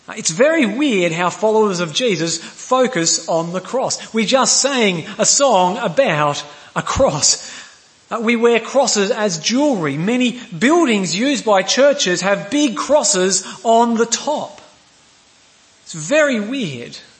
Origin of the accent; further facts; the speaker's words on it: Queensland, Australia; I'm a Queenslander